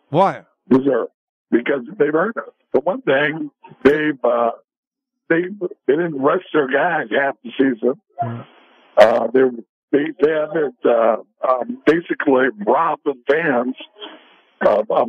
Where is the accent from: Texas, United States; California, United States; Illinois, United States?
California, United States; Sacramento; they're in my hometown.